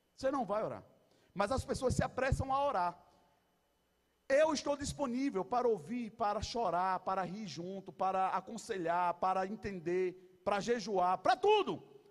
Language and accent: Portuguese; Brazil; somos brasileiros